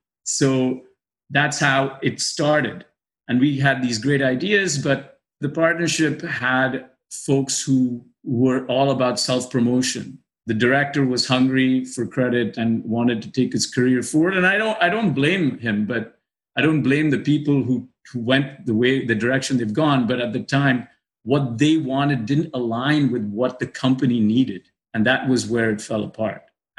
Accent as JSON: {"language": "English", "region": "Dubai", "country": "United Arab Emirates", "tie": "born or raised there", "said": "by virtue of growing up in Dubai, you know people, your friends, your best friends have all grown up."}